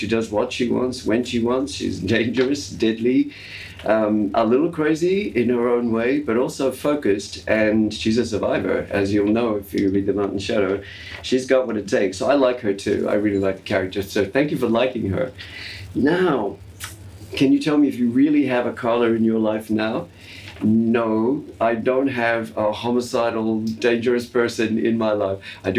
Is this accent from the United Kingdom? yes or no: no; Australia; accent: Australian; And I've lost the distinctive Australian R-lessness from my accent.